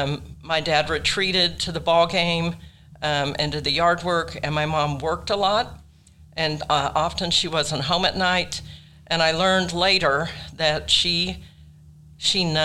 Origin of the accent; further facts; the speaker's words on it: Tulsa, Oklahoma, United States; I grew up in Tulsa with two very loving parents